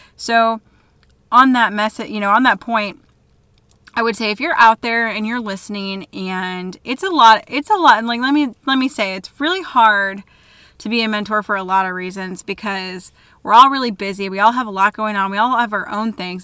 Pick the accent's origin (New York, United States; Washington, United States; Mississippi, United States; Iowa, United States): Iowa, United States; DeWitt; my hometown, DeWitt, Iowa